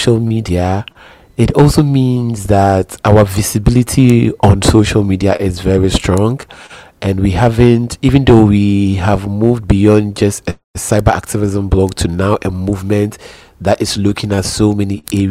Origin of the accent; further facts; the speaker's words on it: Ghana; I'm a Ghanaian, and I am currently living in Accra